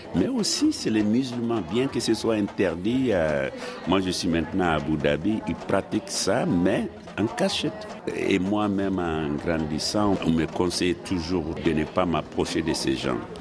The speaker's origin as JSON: {"language": "French", "country": "Mali", "also_born_or_lived": "France / United States", "moved": "yes", "said": "je suis sorti du Mali depuis 1971. Je suis allé d'abord en France, ensuite aux États-Unis"}